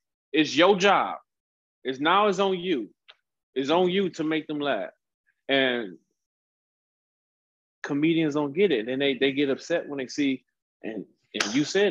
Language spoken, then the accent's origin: English; Cleveland, Ohio, United States; now in San Diego, United States; Cleveland, Ohio. Yeah, originally born and raised